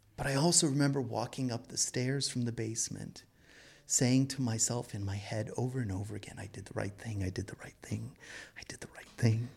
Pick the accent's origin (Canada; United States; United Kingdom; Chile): Canada; Toronto, Ontario; I was born and raised in Toronto